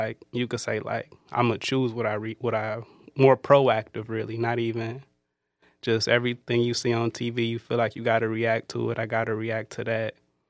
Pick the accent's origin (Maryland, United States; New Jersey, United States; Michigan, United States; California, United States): Michigan, United States; Detroit; I grew up in Detroit.